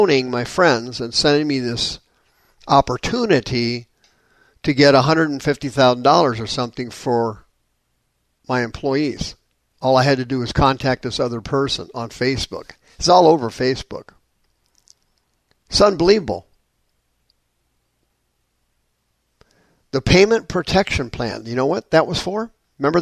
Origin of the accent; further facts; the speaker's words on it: Anaheim, California, United States; moved away; I'm from Anaheim.